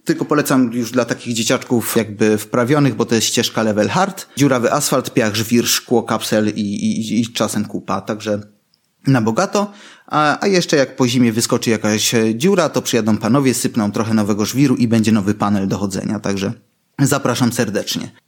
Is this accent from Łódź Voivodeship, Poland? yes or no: no; Sosnowiec, Silesian Voivodeship, Poland; born or raised there